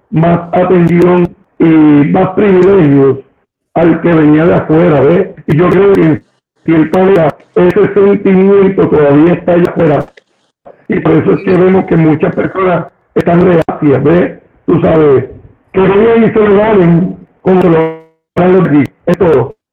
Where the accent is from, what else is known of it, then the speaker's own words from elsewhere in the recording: Puerto Rico; Claro, pues, esa es la manera en que somos puertorriqueños, esa es la manera en que somos nosotros.